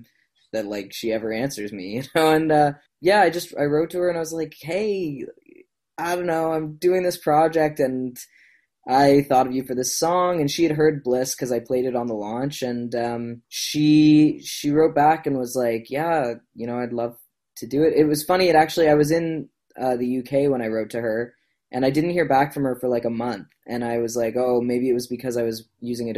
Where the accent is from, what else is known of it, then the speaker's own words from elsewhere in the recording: Nova Scotia, Canada; I was from Nova Scotia